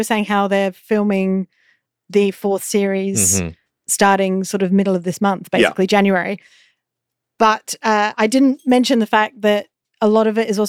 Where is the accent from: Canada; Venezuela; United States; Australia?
Australia; I grew up in Australia, we say pants meaning trousers.